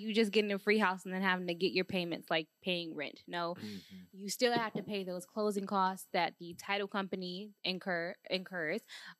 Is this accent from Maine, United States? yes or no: no; Detroit, Michigan, United States; We're from Detroit, so you got to be.